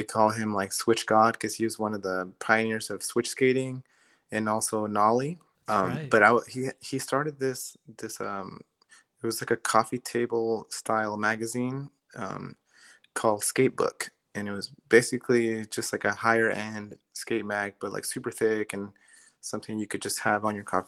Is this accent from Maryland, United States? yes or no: yes; Maryland, United States; moved away as an adult; also born or lived in Los Angeles, California; where are you from? And I said, Maryland.